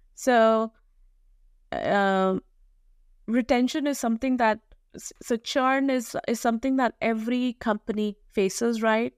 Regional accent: New Delhi, Delhi, India; I was, uh, born and raised in New Delhi, India

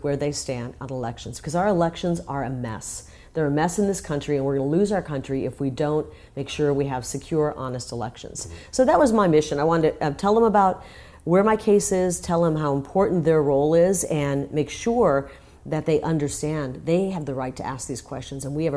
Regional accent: Iowa, United States; now in Arizona, United States; I'm from Iowa, and during the campaign, I wanted to go home and visit

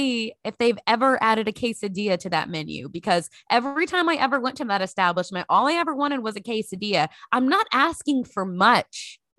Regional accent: Texas, United States; I am back in my home state of Texas. I'm living in Dallas near my parents.

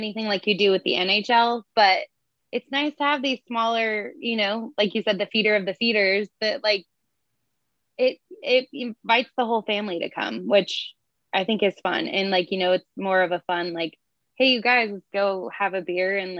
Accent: United States; now in San Diego, United States; I grew up in Lake Tahoe, which we get feet of snow and it freezes.

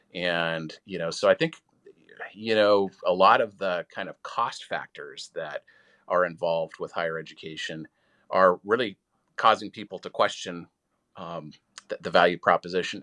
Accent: Washington, United States; moved away; as a state legislator back in my home state of Washington

